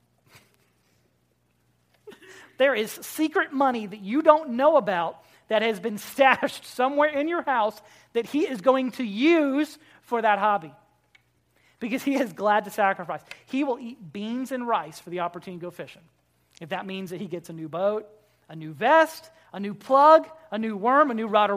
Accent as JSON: {"language": "English", "region": "Florida", "country": "United States", "tie": "born or raised there", "said": "I grew up in Florida"}